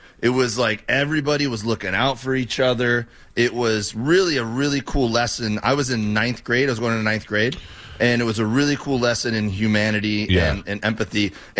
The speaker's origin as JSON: {"language": "English", "town": "Miami", "region": "Florida", "country": "United States", "tie": "born or raised there", "moved": "yes", "said": "I grew up in Miami."}